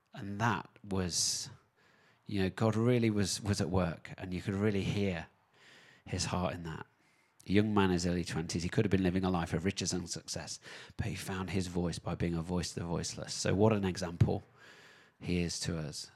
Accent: United Kingdom; now in New Zealand; back in my home country in the U K.

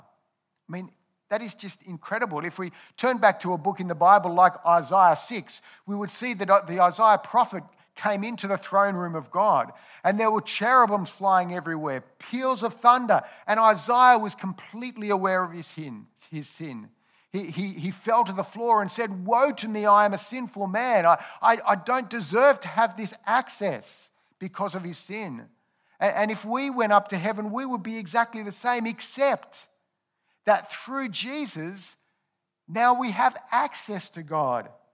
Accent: Australia; I've been an Australian citizen all my life. I've grown up and enjoyed the benefits of living in Aus-, Australia.

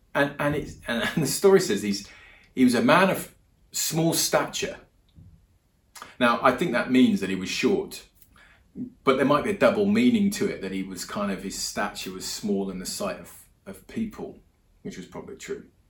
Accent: England, United Kingdom; moved away as an adult; also born or lived in Europe; now in New Zealand; I'm English. I live in New Zealand, been here about a year now.

